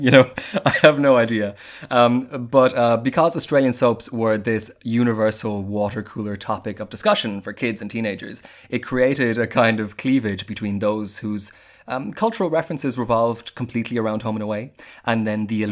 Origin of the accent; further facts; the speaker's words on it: Ireland; when we were kids in the 80s and 90s, um, on Irish terrestrial television, there were actually only two TV channels